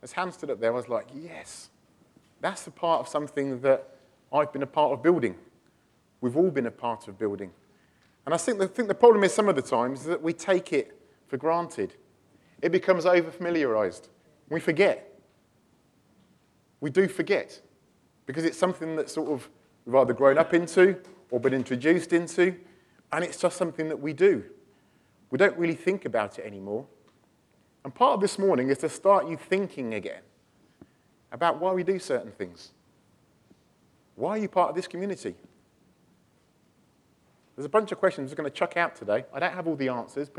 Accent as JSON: {"language": "English", "area": "near Stratford-upon-Avon", "region": "West Midlands", "country": "United Kingdom", "also_born_or_lived": "Walthamstow", "moved": "as an adult", "lives_now": "London, United Kingdom", "said": "we're from Midlands, near Stratford-upon-Avon and stuff, so we used to sort of living out in the countryside"}